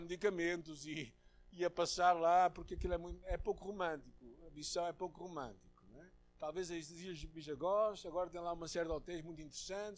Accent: Portugal; eu tenho como português, como branco, como ocidental

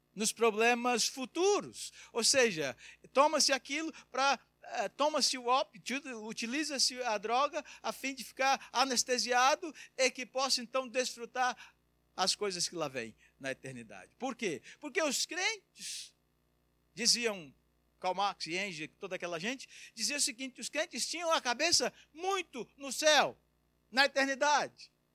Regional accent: Brazil; moved away as an adult; now in Portugal; eu já estou fora do Brasil há quase 20 anos, então eu não sei nem se sou brasileiro mais

